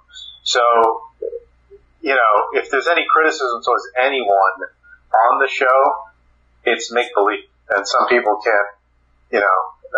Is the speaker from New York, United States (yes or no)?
yes; New York City, New York, United States; I'm a kid from New York City.